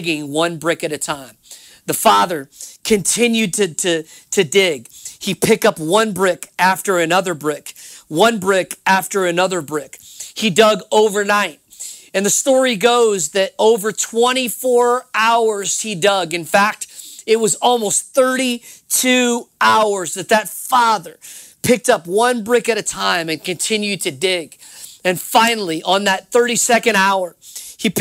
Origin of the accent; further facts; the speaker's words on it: New Orleans, Louisiana, United States; I'm from New Orleans, Louisiana